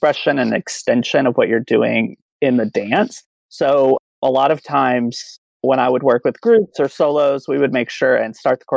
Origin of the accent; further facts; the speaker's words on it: Oklahoma City, Oklahoma, United States; now in Dallas, United States; I am originally from Oklahoma City, and now I'm in Dallas, Texas.